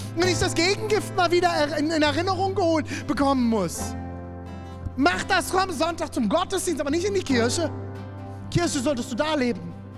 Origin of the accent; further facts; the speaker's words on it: Germany; also born or lived in Erfurt; als Deutscher